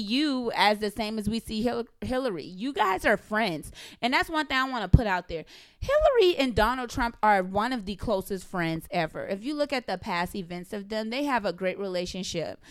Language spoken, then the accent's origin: English; the South, Southern United States, United States; I'm a Southern belle